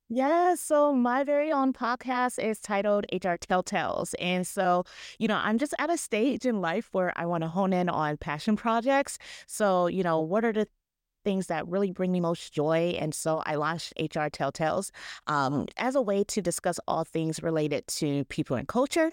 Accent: Ohio, United States; I'm from Ohio

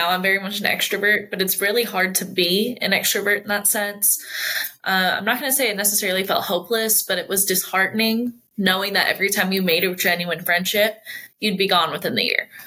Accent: Spain; born there; I was born in Spain because he was stationed over in Spain at the time. I've lived in four countries, but I never really picked up anything other than English

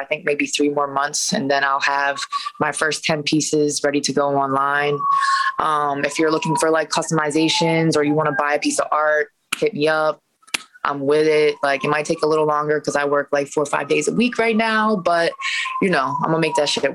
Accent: Westminster, Maryland, United States; also born or lived in Baltimore, Maryland; now in New York, United States; I grew up in Westminster

